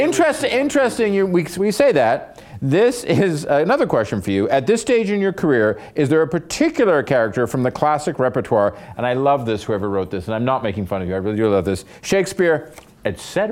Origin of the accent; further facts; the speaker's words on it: New York, United States; On Sundays, you know, I grew up in New York.